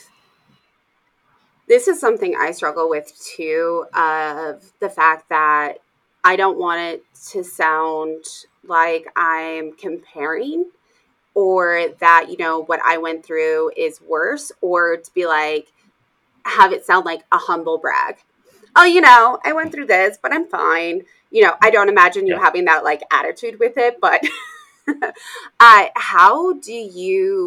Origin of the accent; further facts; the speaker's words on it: Arizona, Idaho, United States; moved away; also born or lived in Colorado; I grew up in Arizona, Idaho, and I've lived in Colorado